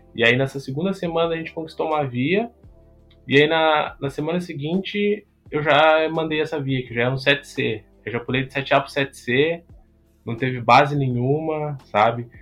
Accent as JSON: {"language": "Portuguese", "town": "Bagé", "region": "Rio Grande do Sul", "country": "Brazil", "tie": "born or raised there", "said": "Eu sou natural do Rio Grande do Sul, né? Da cidade de Bagé, extremo sul aqui"}